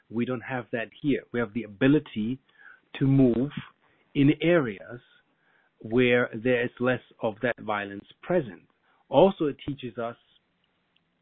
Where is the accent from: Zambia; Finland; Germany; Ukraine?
Germany; now in United States; I'm half German. I grew up in Germany